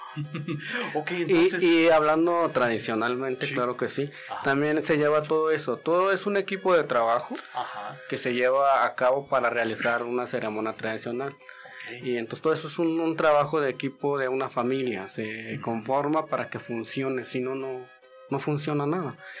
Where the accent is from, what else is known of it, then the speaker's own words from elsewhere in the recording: Santa Catarina, Jalisco, Mexico; first language Wixárika; Spanish is a second language; now in Guadalajara, Mexico; Son tres comunidades diferentes y nosotros venimos de Santa Catarina